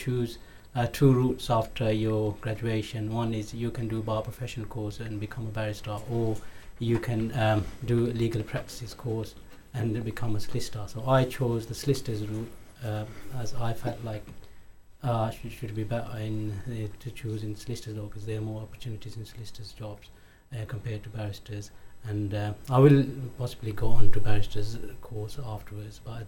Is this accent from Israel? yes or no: no; Pakistan; now in United Kingdom; I'm originally from Pakistan